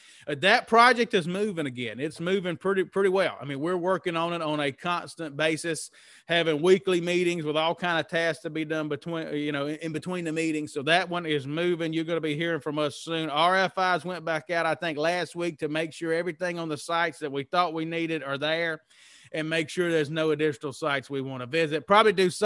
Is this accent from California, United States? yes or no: no; Mississippi, United States; moved away; also born or lived in Lafayette, Louisiana / New Orleans; I was raised in Mississippi